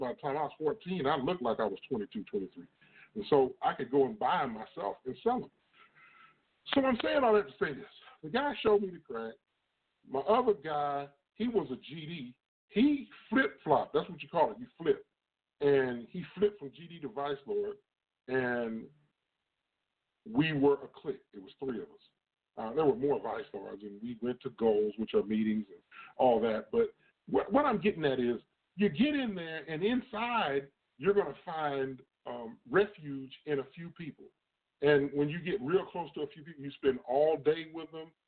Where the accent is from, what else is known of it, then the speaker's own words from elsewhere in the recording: East Moline, Illinois, United States; I'm originally from a town called East Moline, Illinois